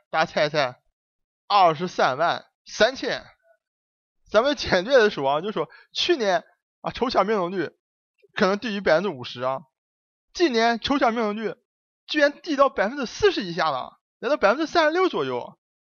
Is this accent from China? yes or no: yes; China; 咱们中国人